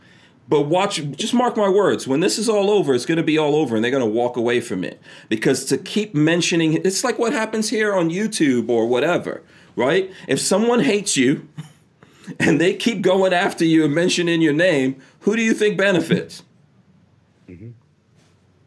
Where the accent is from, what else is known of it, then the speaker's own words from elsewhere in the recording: New York, United States; also born or lived in South America / the Caribbean; I grew up in New York with Trump